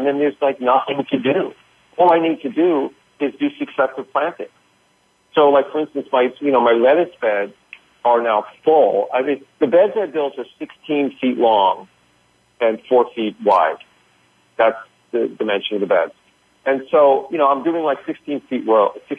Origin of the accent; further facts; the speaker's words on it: New York, United States; the Northeast where I'm from. I'm from New York